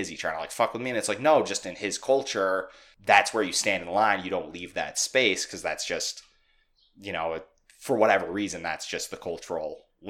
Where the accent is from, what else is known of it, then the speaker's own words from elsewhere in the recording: United States; also born or lived in New York City; as an American who wants to be twice that distance apart